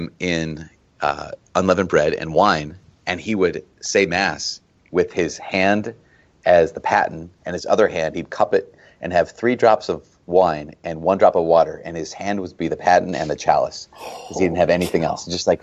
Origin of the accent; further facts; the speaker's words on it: Diocese of Duluth, Minnesota, United States; I grew up in the Diocese of Duluth